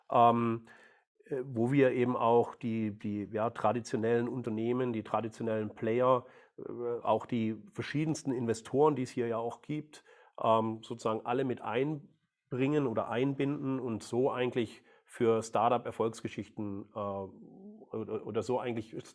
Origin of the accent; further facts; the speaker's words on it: Baden-Württemberg, Germany; ich bin, ja, ich bin Schwabe, bin geboren, äh, aufgewachsen, großer VfB-Fan